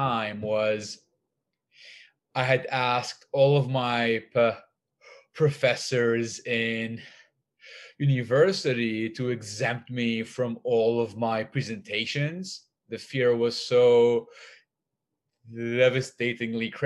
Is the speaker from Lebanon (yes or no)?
yes; Lebanon; I grew up in Lebanon